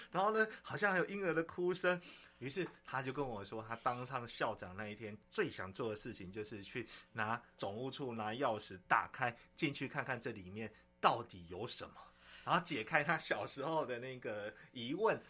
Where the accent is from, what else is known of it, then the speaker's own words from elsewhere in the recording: Yunlin County, Taiwan; moved away; 我回我们老家，哈，我们老嗯。家有一个三合院，其实很久没住了呢